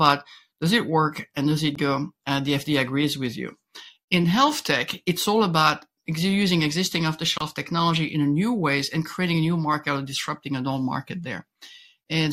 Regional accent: Belgium; accent: French twist; English is a second language; moved away as an adult; I was born in Belgium. I got a master in engineering there, went to Harvard, learned English at Harvard Business School

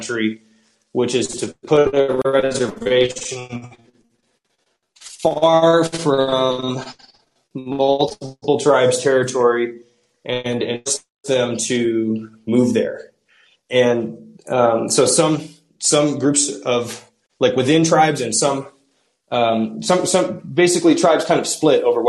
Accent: Seattle, Washington, United States; I'm from Seattle, and I've worked with a couple of tribes in Washington State

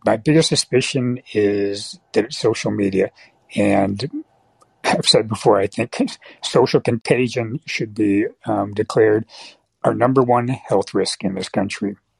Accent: San Francisco Bay Area, California, United States; also born or lived in Michigan; now in San Francisco, United States; I grew up in the San Francisco Bay Area

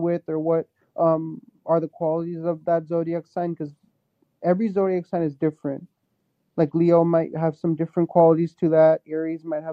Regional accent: India; I'm Hindu, like that's my like I'm Indian

